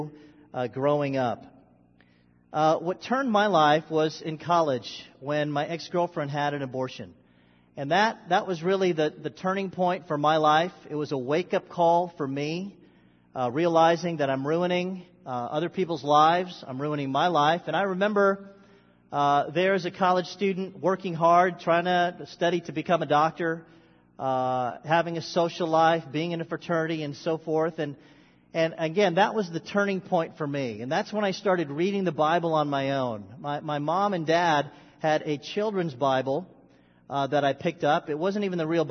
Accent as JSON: {"language": "English", "country": "Philippines", "said": "I was born Filipino. I've always been Filipino. And I'm still Filipino."}